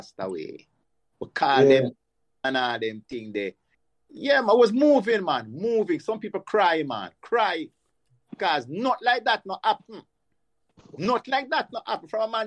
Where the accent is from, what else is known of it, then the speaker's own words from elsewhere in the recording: Kingston, Jamaica; also born or lived in Pembroke Hall, Kingston; We come from Dunkirk